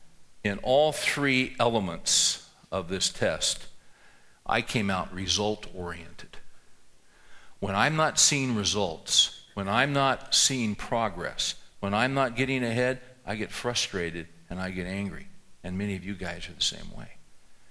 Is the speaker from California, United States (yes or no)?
yes; San Joaquin Valley, California, United States; I grew up in the San Joaquin Valley in California, the agricultural region that runs north of Los Angeles.